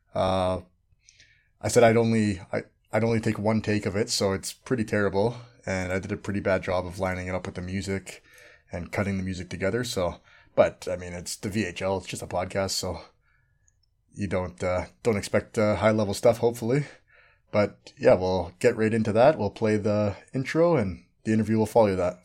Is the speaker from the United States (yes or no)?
no; Canada; now in Australia; everyone just thinks I'm Canadian